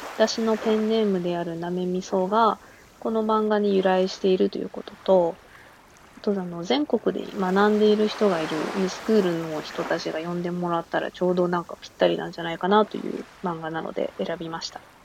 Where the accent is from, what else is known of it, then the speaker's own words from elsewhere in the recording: Gifu, Japan; ずっと生まれた町で暮らしているので